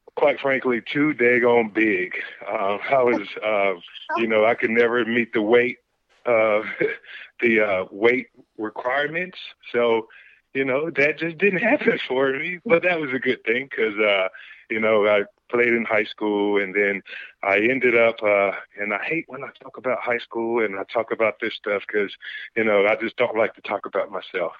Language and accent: English; Greensboro, North Carolina, United States; now in Atlanta, United States; I was born and raised in Greensboro, North Carolina, and now I found myself here in Atlanta